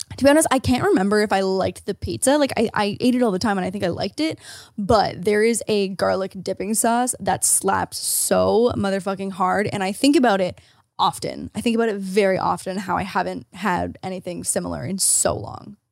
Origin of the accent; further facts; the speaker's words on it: Ontario, Canada; As an Ontarian